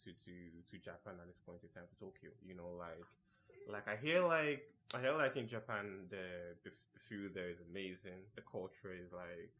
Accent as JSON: {"language": "English", "country": "Nigeria", "tie": "born or raised there", "said": "I was born in Nigeria"}